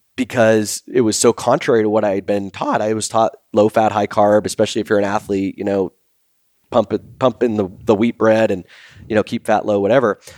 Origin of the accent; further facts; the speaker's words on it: Boston, Massachusetts, United States; growing up in Boston